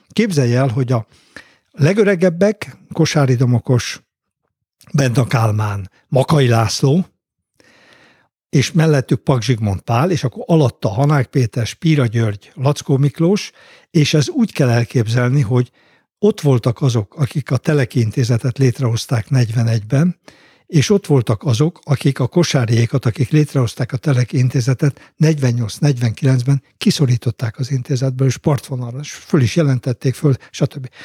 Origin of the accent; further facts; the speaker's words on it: Homokmégy, Bács-Kiskun, Hungary; én mindenhol úgy lettem anyakönyvezve, hogy én homokményen születtem